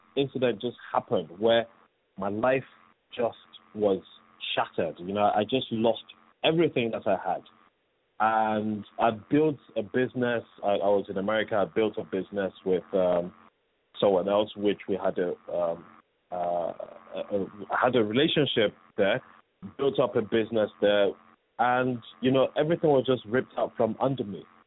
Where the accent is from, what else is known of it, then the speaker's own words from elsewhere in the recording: Nigeria; also born or lived in England; I came straight from England to Nigeria, and I was just thrown into boarding school